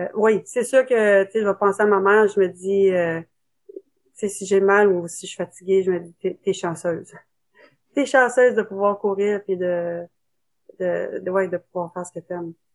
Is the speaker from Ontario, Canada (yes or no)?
yes; Ottawa, Ontario, Canada; je suis née à Ottawa